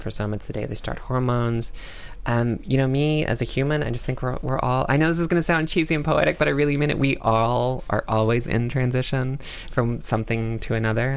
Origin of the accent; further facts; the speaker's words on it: North Carolina, United States; my home state of North Carolina